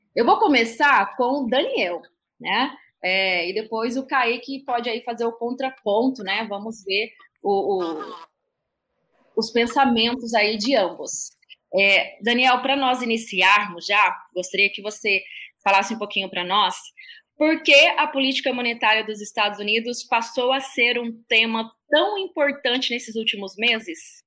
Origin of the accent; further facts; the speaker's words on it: Terra Nova do Norte, Mato Grosso, Brazil; aqui de Mato Grosso, da minha terrinha, né, de Terra Nova do Norte